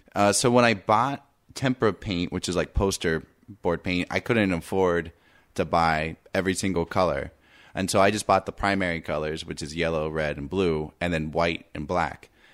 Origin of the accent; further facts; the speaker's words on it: Indiana, United States; I'm from Indiana, and I grew up in a small town.